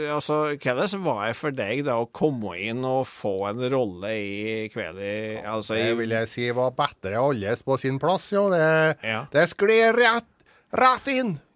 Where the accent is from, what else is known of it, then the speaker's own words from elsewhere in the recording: Lein, Norway; Med jeg er fra Lein, ja.